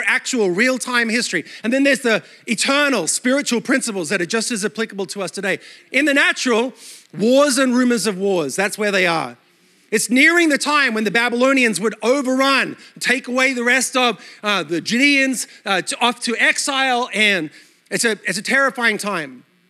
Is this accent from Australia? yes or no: yes; Australia; accent: mixed Australian/American; moved away as an adult; also born or lived in New York City; now in United States; My accent is a mutt. Australia all my life, then New York City for 12 years. Now I'm in the South and my kids are texting me y'all in their text.